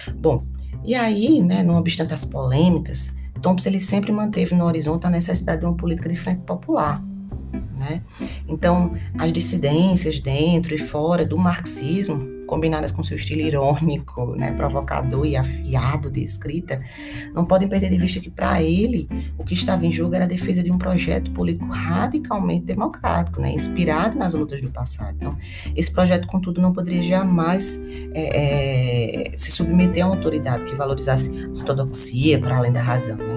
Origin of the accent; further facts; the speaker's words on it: Brazil; países de tradição colonial, como o nosso